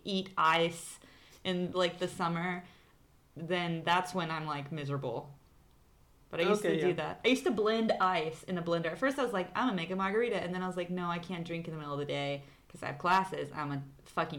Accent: Arkansas, United States; born or raised there; moved away as an adult; now in Santiago, Chile

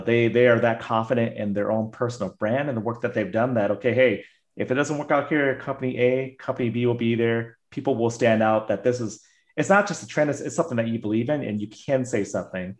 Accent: United States; myself being Asian American

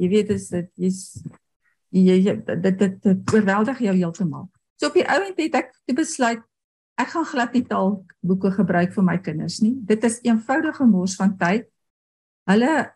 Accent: Potchefstroom, North West, South Africa; first language Afrikaans; En ek het op Potchefstroom groot geword en daar het ons eintlik nooit Engels gepraat nie

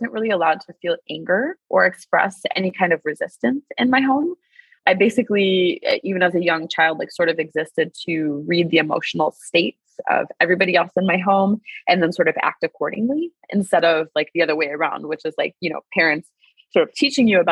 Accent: Wisconsin, United States; I'm from Wisconsin in the US.

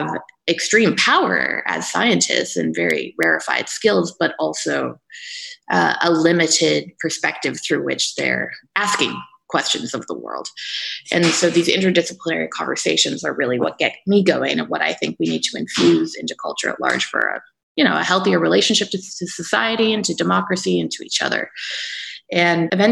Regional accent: Canada; moved away as an adult; also born or lived in Denmark; my home country of Canada

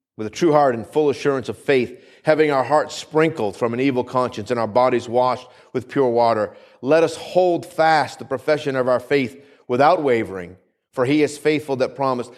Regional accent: New England, United States; where I grew up in New England

